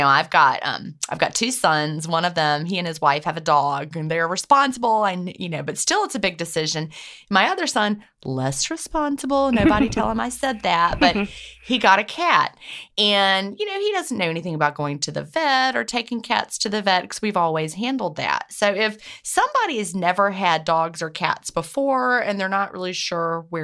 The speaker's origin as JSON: {"language": "English", "region": "South Carolina", "country": "United States", "tie": "born or raised there", "also_born_or_lived": "Georgia", "said": "That's my home state where I, you know, when I was born in Georgia, but South Carolina is where my family lived."}